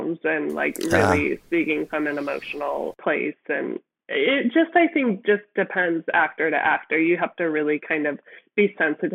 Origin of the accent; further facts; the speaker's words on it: Midwest, United States; I come from the Midwest